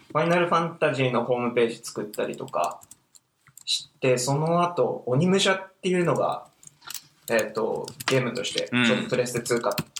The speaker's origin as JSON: {"language": "Japanese", "region": "Fukushima", "country": "Japan", "tie": "born or raised there", "said": "僕福島出身なんですけども"}